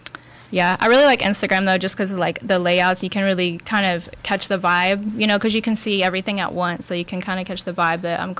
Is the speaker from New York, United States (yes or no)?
no; Texas City, Texas, United States; also born or lived in Santa Fe, Texas / Dickinson, Texas; now in Houston, United States; I grew up in Galveston County